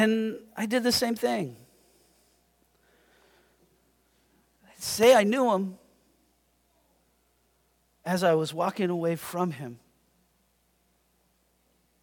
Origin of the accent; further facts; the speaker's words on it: United States; I consider myself a Christian. Do you know why? Because I'm American